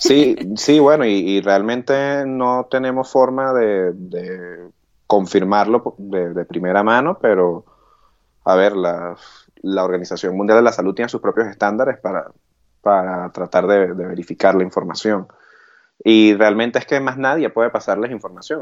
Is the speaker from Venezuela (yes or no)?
yes; Venezuela; moved away as an adult; also born or lived in England; now in United Kingdom; nosotros los venezolanos